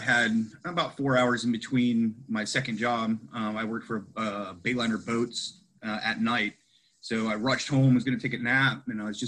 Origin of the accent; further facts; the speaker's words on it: Ohio, United States; I grew up a poor farm kid in Ohio.